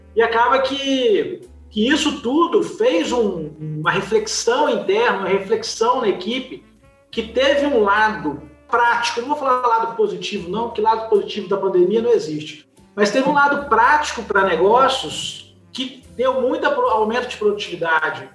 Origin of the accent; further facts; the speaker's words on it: Juiz de Fora, Minas Gerais, Brazil; Sou mineiro, mineiro de Juiz de Fora.